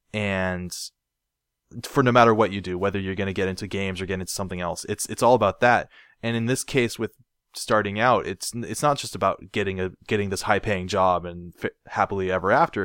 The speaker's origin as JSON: {"language": "English", "town": "Portland", "region": "Oregon", "country": "United States", "tie": "born or raised there", "said": "I was born in, in Northwest Portland."}